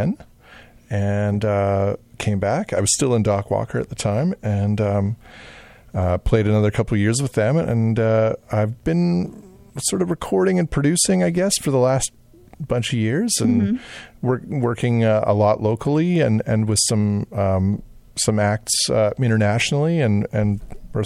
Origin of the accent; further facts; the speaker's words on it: Portage la Prairie, Manitoba, Canada; moved away as an adult; now in Winnipeg, Canada; I am originally from Portage la Prairie.